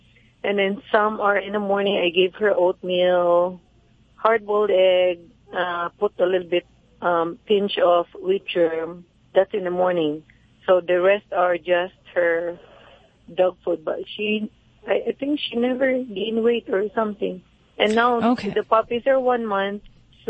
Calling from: California, United States; from California.

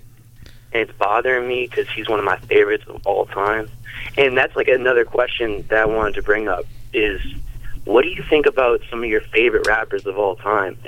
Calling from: New Haven, Connecticut, United States; I'm calling from New Haven, Connecticut.

